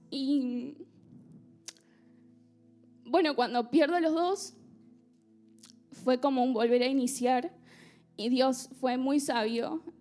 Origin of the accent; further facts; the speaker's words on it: Argentina; moved away as an adult; durante mi adolescencia y mi niñez en Argentina, eh, la verdad que tuve una familia muy estable